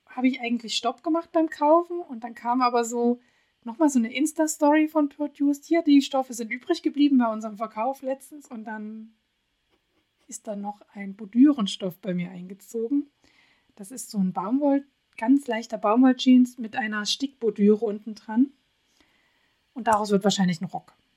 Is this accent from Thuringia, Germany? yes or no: no; Radebeul, Saxony, Germany; moved away; ich komme ja ursprünglich aus Radebeul, bin da groß geworden das ist so ein kleines Örtchen neben Dresden